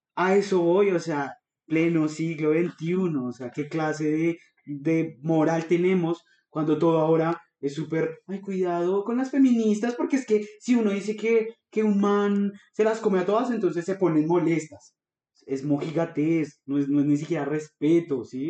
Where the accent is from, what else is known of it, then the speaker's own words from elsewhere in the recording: Colombia; como cualquier colombiano ñanga promedio